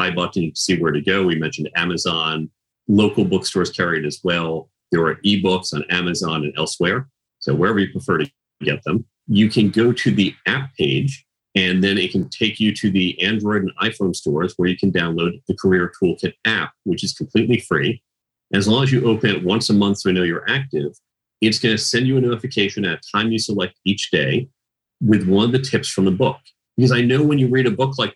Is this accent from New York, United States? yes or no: no; outside Chicago, Illinois, United States; I grew up outside Chicago